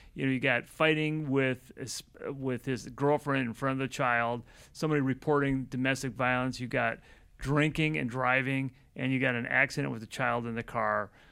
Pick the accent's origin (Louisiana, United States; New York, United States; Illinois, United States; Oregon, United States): Illinois, United States; Chicago; growing up in Chicago